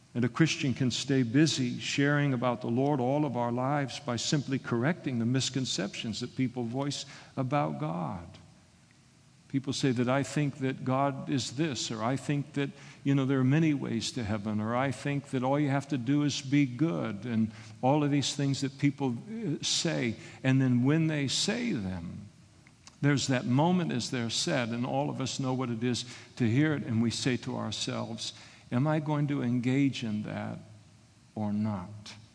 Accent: Scotland, United Kingdom; I'm a Scot

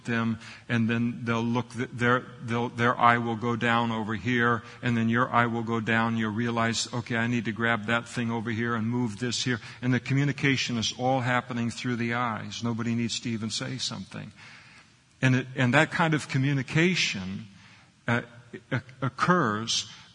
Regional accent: United States; we grew up in the United States of America, so we have a Christian heritage

